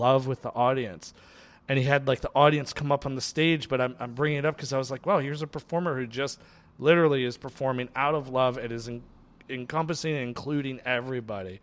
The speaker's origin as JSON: {"language": "English", "region": "New York", "country": "United States", "tie": "born or raised there", "moved": "yes", "lives_now": "Los Angeles, United States", "said": "I was born in New York"}